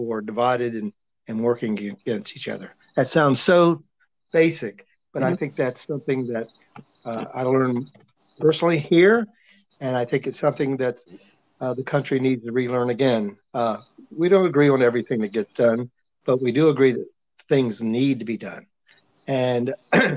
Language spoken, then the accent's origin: English; Berlin, Maryland, United States; also born or lived in College Park, Maryland; I grew up here in Berlin, Maryland